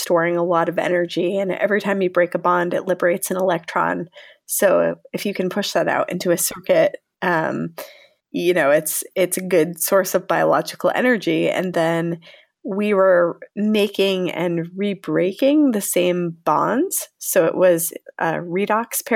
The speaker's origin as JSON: {"language": "English", "region": "Connecticut", "country": "United States", "also_born_or_lived": "New York / Salt Lake City, Utah", "moved": "as an adult", "lives_now": "San Diego, United States", "said": "I am originally from Connecticut"}